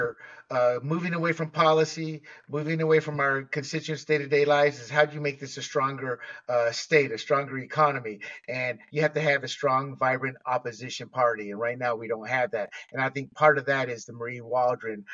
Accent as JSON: {"language": "English", "country": "Panama", "tie": "born or raised there", "moved": "yes", "lives_now": "California, United States", "said": "Being born and raised in Panama"}